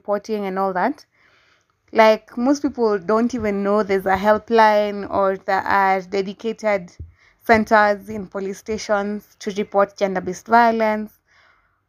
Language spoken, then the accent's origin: English; Kenya; my hometown, Udhaya. It's a small rural town